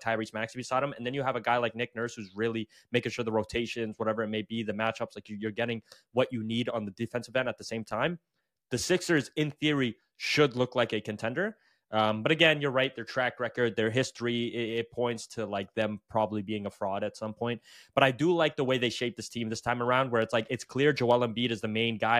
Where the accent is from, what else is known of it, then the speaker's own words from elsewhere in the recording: Canada; I am Canadian